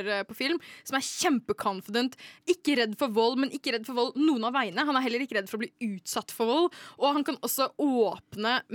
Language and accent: Norwegian; Gjøvik, Innlandet, Norway